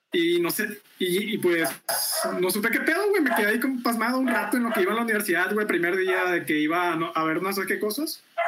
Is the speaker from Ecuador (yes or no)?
no; Veracruz, Mexico; moved away as an adult; now in Monterrey, Mexico; mi natal Veracruz